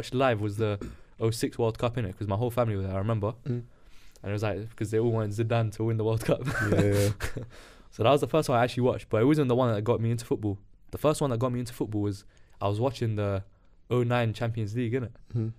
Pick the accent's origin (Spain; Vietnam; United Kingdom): United Kingdom; London; Saint Mary's Hospital. I was born there in Paddington, innit? But I lived in North, so like I like to say, I lived in North, innit?